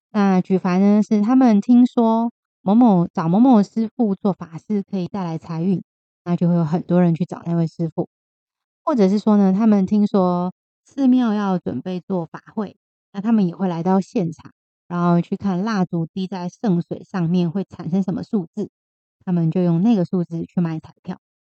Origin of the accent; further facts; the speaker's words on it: Taiwan; 我们台湾人